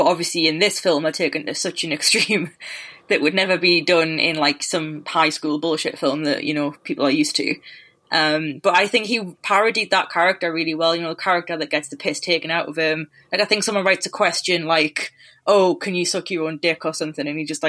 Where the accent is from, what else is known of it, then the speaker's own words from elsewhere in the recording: United Kingdom; So, you know, both of us being Brit, we have no idea what we're talking about, right?